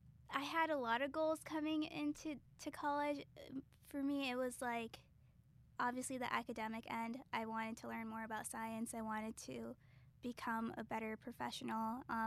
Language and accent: English; Chicago, Illinois, United States; I'm from Chicago.